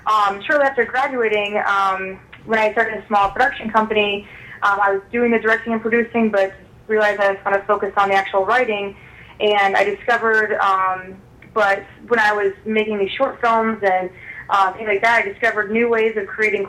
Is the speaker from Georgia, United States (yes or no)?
no; North Pole, Alaska, United States; moved away as an adult; now in Chicago, United States; I was born and raised in Alaska, and I now reside in Chicago, Illinois